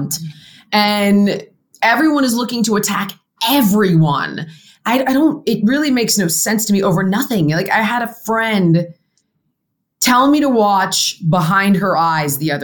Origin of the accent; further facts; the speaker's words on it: California, United States; I grew up in California